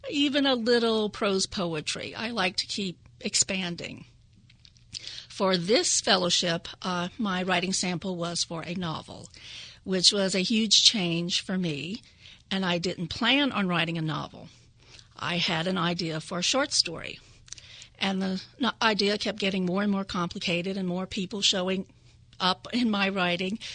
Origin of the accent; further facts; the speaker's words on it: Louisiana, United States; now in Delaware, United States; I'm from Louisiana, and I come from a long line of oral storytellers, Cajuns, Acadians, Louisiana French. I grew up in a bilingual household.